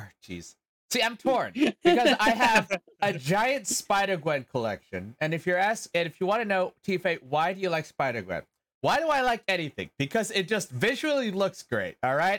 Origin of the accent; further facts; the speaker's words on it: New York, United States; I am a local. I'm a New Yorker.